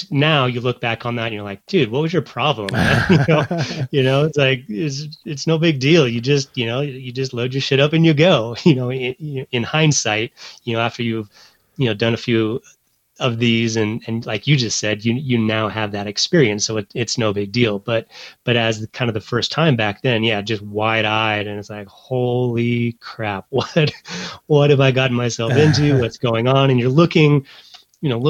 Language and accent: English; Montana, United States; growing up in Montana